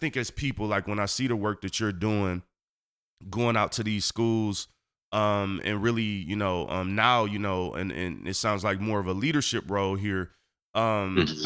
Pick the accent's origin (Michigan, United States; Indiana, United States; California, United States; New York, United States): Michigan, United States; Detroit; I grew up on Seven Mile on the east side of Detroit